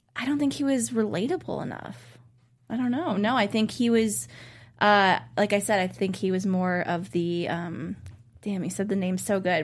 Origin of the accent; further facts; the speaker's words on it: Cleveland, Ohio, United States; my hometown of Cleveland, Ohio